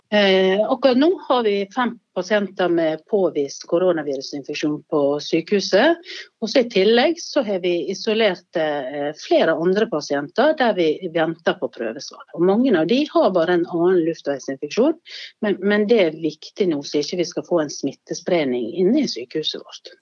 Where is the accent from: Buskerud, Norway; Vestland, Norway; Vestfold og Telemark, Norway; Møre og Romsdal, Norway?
Møre og Romsdal, Norway; Sunnmøre; now in Bergen, Norway; som sunnmøring i Bergen